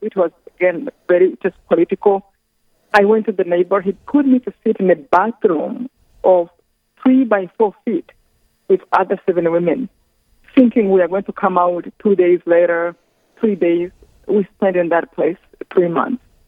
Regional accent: Rwanda; I come from Rwanda, this tiny country in the center of Africa

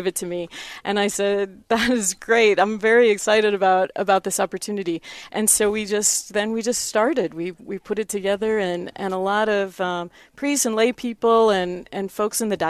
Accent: Nebraska, United States; moved away as an adult; also born or lived in South Dakota / Spearfish, South Dakota / Steubenville, Ohio; now in Rapid City, United States; I'm originally from Nebraska, but I've been a South Dakota native for about 20 years now

